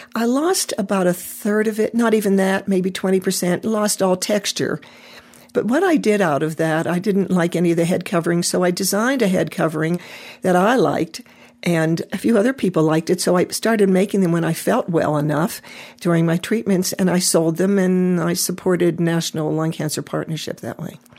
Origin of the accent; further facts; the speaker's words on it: Pittsburgh, Pennsylvania, United States; I was raised in Pittsburgh, you know, maybe a mile and a half from the mills